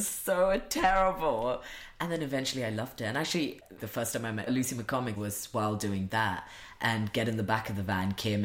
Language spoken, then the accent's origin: English; India; moved away; I grew up in India